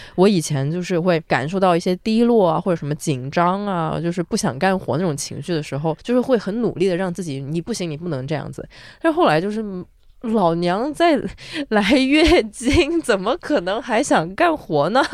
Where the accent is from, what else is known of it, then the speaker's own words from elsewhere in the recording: southern China, China; moved away; 我作为一个南方人，我觉得我在北方真的非常敏感